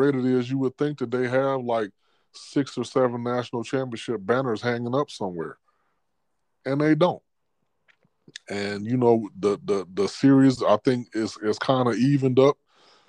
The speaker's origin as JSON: {"language": "English", "region": "Michigan", "country": "United States", "tie": "born or raised there", "said": "I grew up in Michigan"}